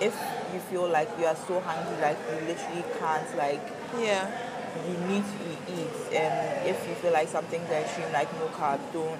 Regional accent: Ghana; being a Ghanaian

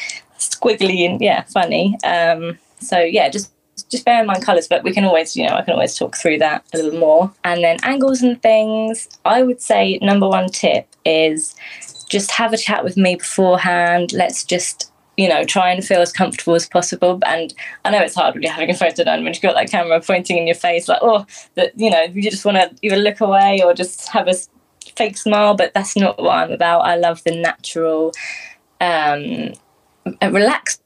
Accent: Ashtead, South East England, United Kingdom; also born or lived in Epsom; from Ashton

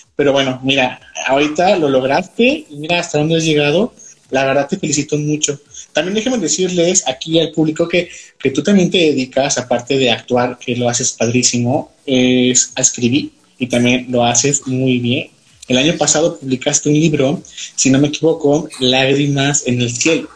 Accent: Guanajuato, Mexico; now in León, Mexico; yo soy de Guanajuato capital

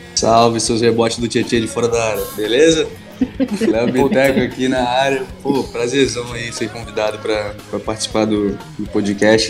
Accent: Manaus, Amazonas, Brazil; moved away as an adult; now in Rio de Janeiro, Brazil; apesar do sotaque aqui, quem tá estranhando, eu, eu moro no Rio há sete anos, mas eu sou de Manaus

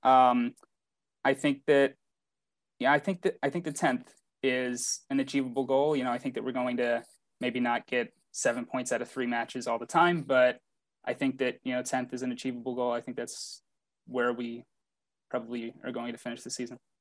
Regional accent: Baltimore, Maryland, United States; I'm from Baltimore

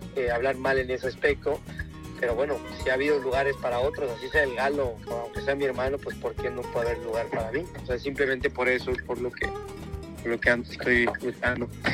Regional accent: Mexico; quiero torear en mi tierra

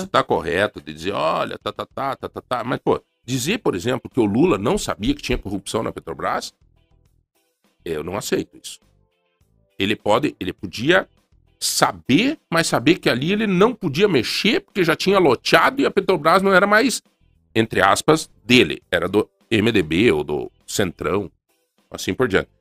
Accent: São Domingos, Brazil; moved away; Lá na minha cidade natal, em São Domingos

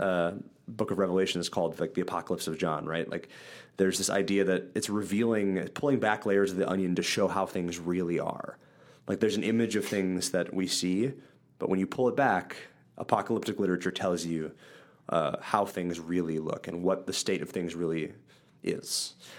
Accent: central Wisconsin, United States; I grew up in Wisconsin. Um, central Wisconsin, Midwest United States.

